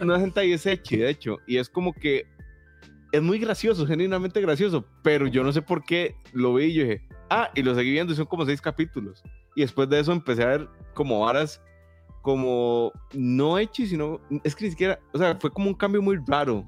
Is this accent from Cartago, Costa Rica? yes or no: no; Santa Ana, San José, Costa Rica; yo era de Santana